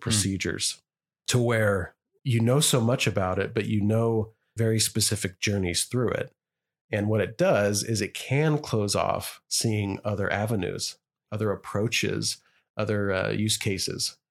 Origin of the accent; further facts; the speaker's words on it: Idaho, United States; me and you are growing up in Idaho